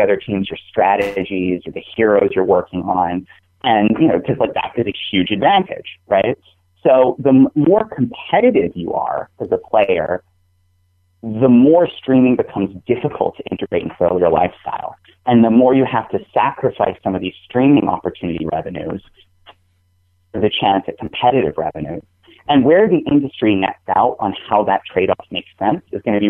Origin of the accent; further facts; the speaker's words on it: New England, United States; I'm from New England